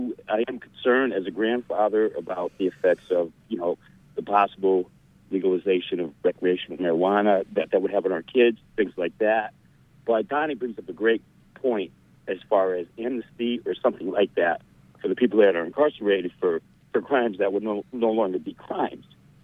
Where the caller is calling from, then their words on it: Ellsworth, Maine, United States; I'm calling from Ellsworth.